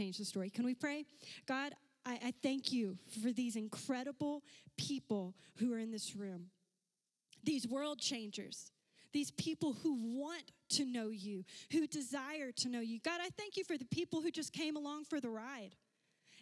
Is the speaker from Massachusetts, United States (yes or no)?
no; Louisiana, United States; There were six of us growing up, and we lived in a house that did not have a lot of bathrooms because we're from Louisiana